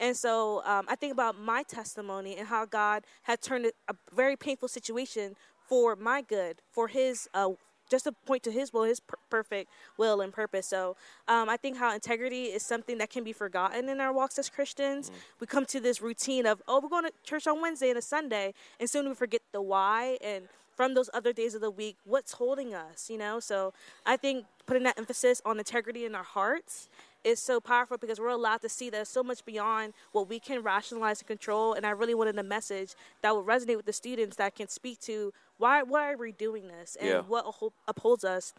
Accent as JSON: {"language": "English", "region": "New Jersey", "country": "United States", "tie": "born or raised there", "also_born_or_lived": "Miami", "said": "I was born in Miami, but my family moved to New Jersey when I was like around like elementary school age. So I claim Jersey."}